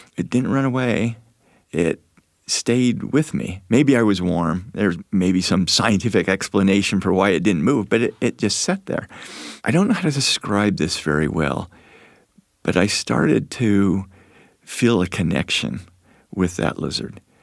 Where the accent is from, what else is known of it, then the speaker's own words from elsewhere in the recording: Moab, Utah, United States; I grew up in Moab